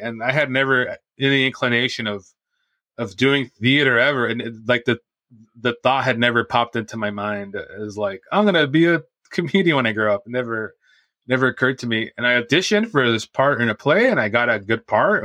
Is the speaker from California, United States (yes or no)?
yes; Santa Ana, California, United States; I grew up in Santa Ana, which is in Orange